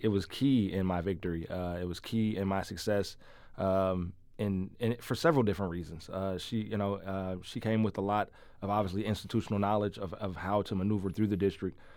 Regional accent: St. Louis, Missouri, United States; I grew up in the loop in the West End in Dogtown

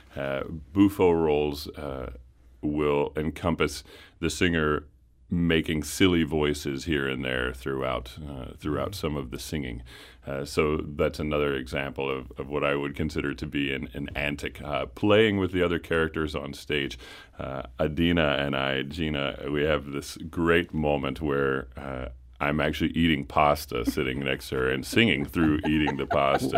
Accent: Lynchburg, Virginia, United States; I'm from Central Virginia, a little town called Lynchburg

